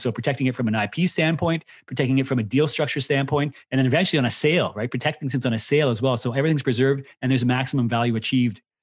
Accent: Canada; Myself being Canadian, went to school there

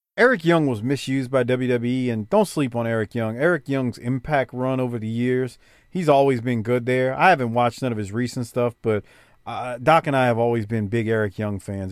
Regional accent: New Orleans, Louisiana, United States; I grew up in the Eighth Ward, New Orleans

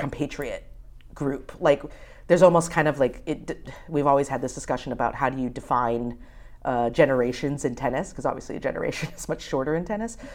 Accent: United States; being an American

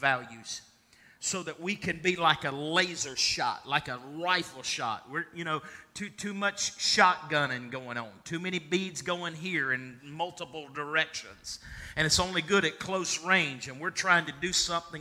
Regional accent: Russell County, Virginia, United States; I was born earthly in the United States of America in Russell County, Virginia

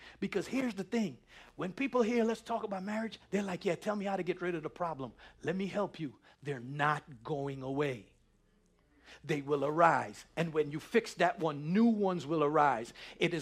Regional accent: New York City, New York, United States; growing up in New York City, it was all, yo, we from the hood

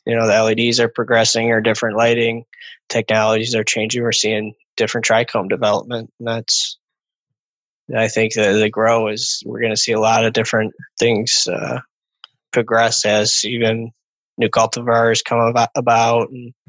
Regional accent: Lake St. Clair, metro Detroit, Michigan, United States; I grew up on Lake St. Clair, so I guess it'd be Muskamoot Bay over on Lake St. Clair. But yeah, it's a little smaller lake over in the metro Detroit

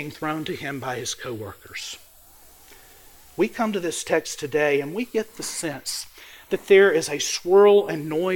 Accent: Mississippi Delta, United States; I grew up in the Mississippi Delta. I grew up in a farm town, a small town

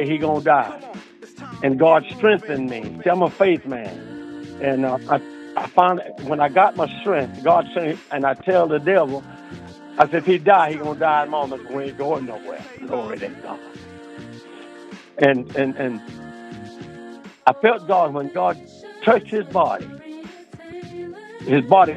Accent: Florida, United States; now in Delaware, United States; I grew up in Florida. And I left Florida and came to Delaware

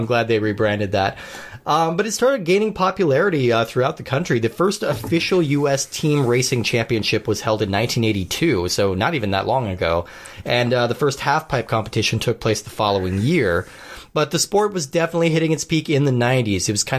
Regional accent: Colorado, United States; I grew up in Colorado, so I've skied quite a bit.

